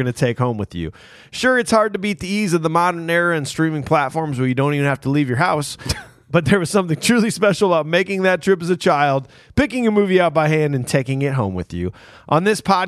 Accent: Iowa, United States; Fellow Iowans

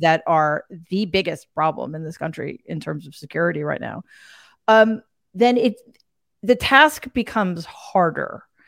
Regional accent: United States; as an American

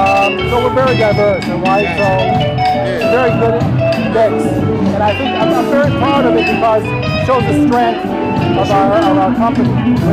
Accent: Detroit, Michigan, United States; I'm from Southwest Detroit. I went to Southwestern High School class of 85.

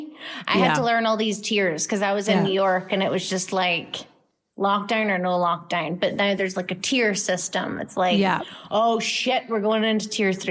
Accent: Glasgow, Scotland, United Kingdom; I am from Glasgow

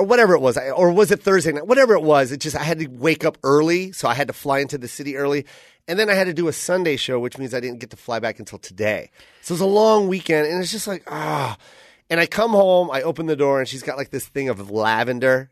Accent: Tacoma, Washington, United States; I'm from Tacoma

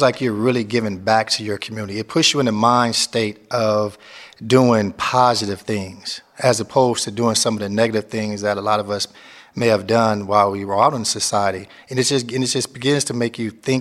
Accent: Memphis, Tennessee, United States; also born or lived in Long Beach, California; now in San Quentin, United States; I'm from Long Beach, California. I grew up in Memphis, Tennessee.

